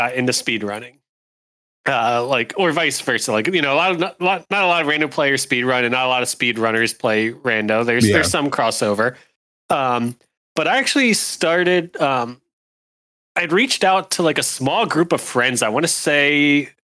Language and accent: English; Pennsylvania, United States; I grew up in Pennsylvania